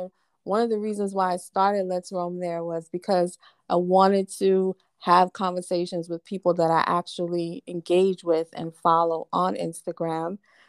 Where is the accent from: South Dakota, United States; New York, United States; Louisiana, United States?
New York, United States; Because I'm from New York and I'm a Knicks fan and a Jets fan.